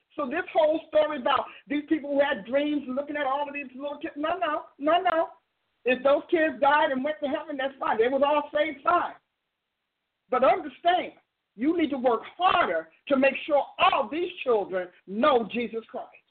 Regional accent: New Jersey, United States; I'm from New Jersey, and so I'm saying logos in my my part of Jersey.

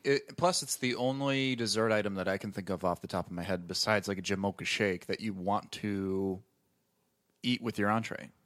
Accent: Wisconsin, United States; I'm from Wisconsin

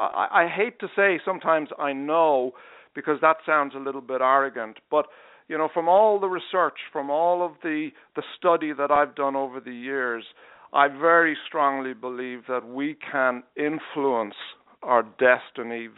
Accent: Dublin, Leinster, Ireland; moved away as an adult; now in Charleston, United States; I'm from Dublin in Ireland.

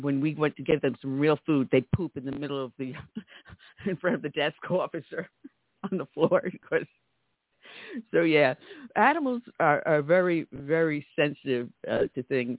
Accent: New York, United States; moved away; from one former New Yorker to another New Yorker.

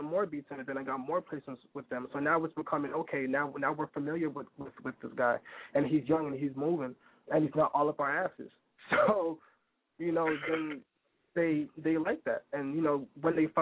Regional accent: Toronto, Ontario, Canada; also born or lived in Brooklyn, New York; now in New York, United States; I'm from Toronto, Canada

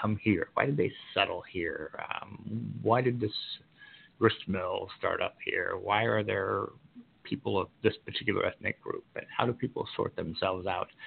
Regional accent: Washington, Indiana, United States; also born or lived in Saginaw, Michigan; now in Fort Wayne, United States; I was born in Southern Indiana. I'm a Hoosier boy through and through, born in Washington, a small town in Davies County

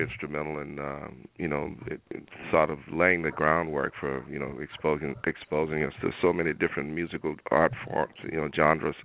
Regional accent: Houston, Texas, United States; growing up in Houston, Texas

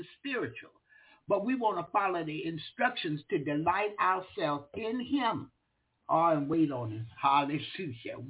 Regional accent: the South, United States; I'm from the South

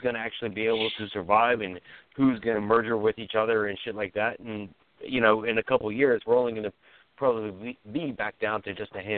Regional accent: the South, United States; I was raised in the South

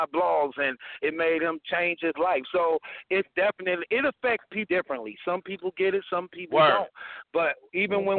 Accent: Chicago, Illinois, United States; I'm from Chicago. I was a gangster disciple all the way from the age of 14 years old

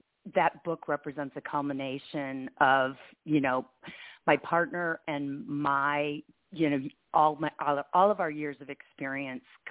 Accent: East Lansing, Michigan, United States; now in Bay Area, United States; growing up in East Lansing, Michigan

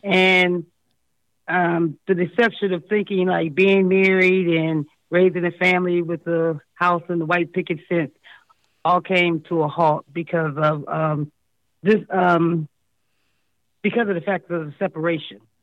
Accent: Akron, Ohio, United States; moved away as an adult; also born or lived in California; now in Columbus, United States; My hometown is in Akron

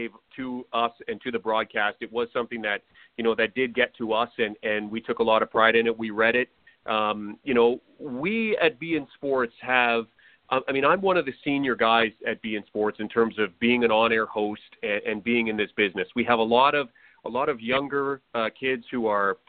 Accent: Canada; someone like me from small town Canada

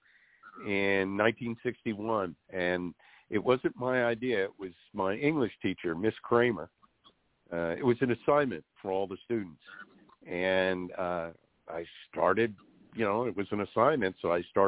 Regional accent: New York City, New York, United States; growing up in New York, in the tri-state area

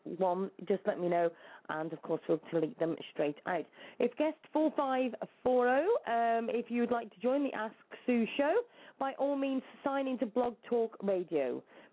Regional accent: Shropshire, West Midlands, United Kingdom; I'm from Shropshire in the UK.

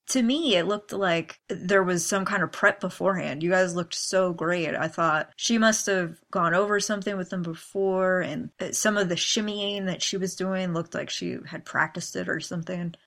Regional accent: Pennsylvania, United States; moved away; I'm actually from Pennsylvania

